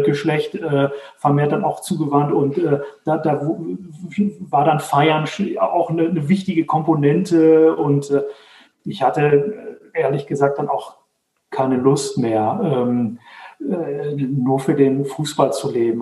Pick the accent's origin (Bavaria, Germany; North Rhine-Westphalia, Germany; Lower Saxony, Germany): North Rhine-Westphalia, Germany; Dortmund; now in Herdecke, Germany; ich komme aus, äh, aus Dortmund, wohne jetzt in Herdecke, ist direkt nebenan.